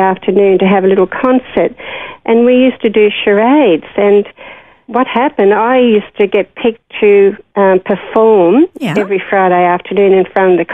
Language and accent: English; Sydney, New South Wales, Australia; now in Sunshine Coast, Australia; growing up in Parramatta in those days was pretty good.